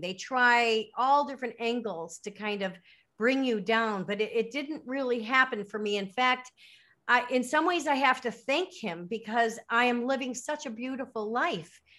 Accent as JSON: {"language": "English", "town": "Lake Forest", "region": "Illinois", "country": "United States", "tie": "born or raised there", "also_born_or_lived": "Miami, Florida / Chicago", "moved": "as an adult", "lives_now": "Caribbean", "said": "I was born in Miami, but I grew up in Lake Forest, Illinois"}